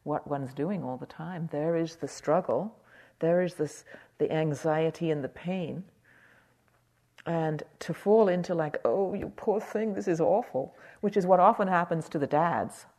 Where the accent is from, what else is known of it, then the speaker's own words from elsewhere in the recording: United Kingdom; I'm British